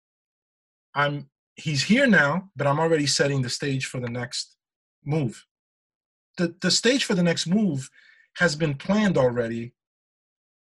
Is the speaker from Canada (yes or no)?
no; Almada, Lisbon, Portugal; now in United States; my hometown in Portugal, in Almada.